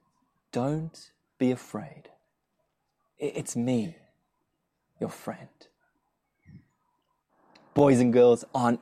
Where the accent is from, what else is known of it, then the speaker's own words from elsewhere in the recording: South Africa; now in Australia; I'm from South Africa